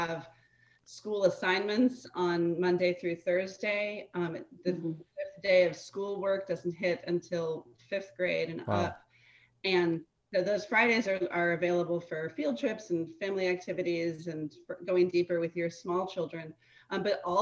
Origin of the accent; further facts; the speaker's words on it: East Coast, United States; moved away as an adult; now in Texas, United States; I'm not a Texan. I come from the East Coast